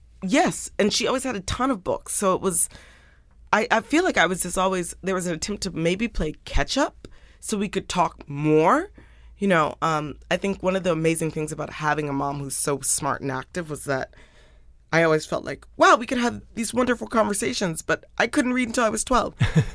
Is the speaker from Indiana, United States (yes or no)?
yes; Indiana, United States; born there; I was born in Indiana. My mom's a geographer, so we moved around a lot.